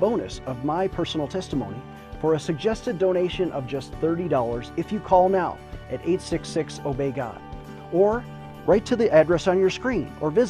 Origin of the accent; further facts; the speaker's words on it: Buffalo, New York, United States; I was born and raised in Buffalo, New York